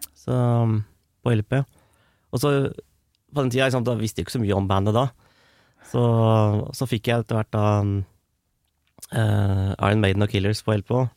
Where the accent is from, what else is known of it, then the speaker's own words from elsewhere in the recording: Strømmen, Akershus, Norway; now in Løvenstad, Norway; jeg er opprinnelig fra Strømmen, men jeg bor på Løvenstad